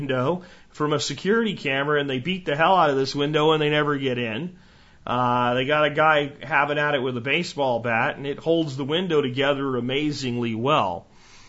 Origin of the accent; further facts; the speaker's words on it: United States; proud to be an American.